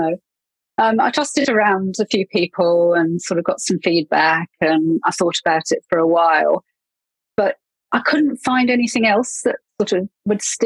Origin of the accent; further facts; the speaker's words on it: England, United Kingdom; accent: English; moved away as an adult; now in New Zealand; you can probably tell from my accent that I'm English. And I moved to New Zealand about 8 years ago.